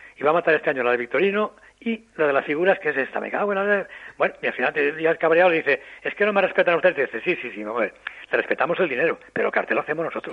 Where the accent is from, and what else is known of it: Castellón, Valencian Community, Spain